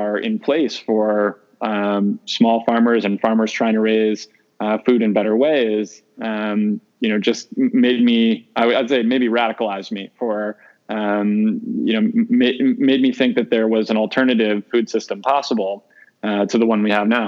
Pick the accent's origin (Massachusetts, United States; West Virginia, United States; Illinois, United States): Illinois, United States; outside of Chicago; I grew up outside of Chicago. I grew up in the Midwest, eating a real traditional Midwest diet